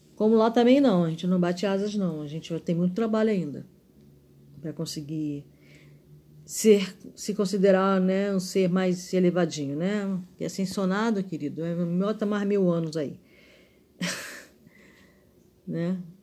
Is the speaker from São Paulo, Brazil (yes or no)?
no; Rio de Janeiro, Brazil; sou carioca